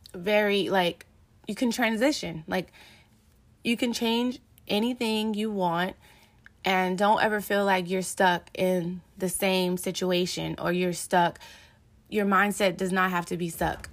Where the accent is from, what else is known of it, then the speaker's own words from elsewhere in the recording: Los Angeles, California, United States; growing up in South Central L A and moving around in different neighborhoods